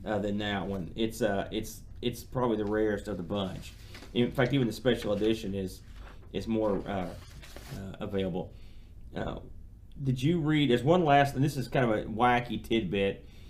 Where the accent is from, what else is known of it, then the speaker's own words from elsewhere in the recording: United States; being an American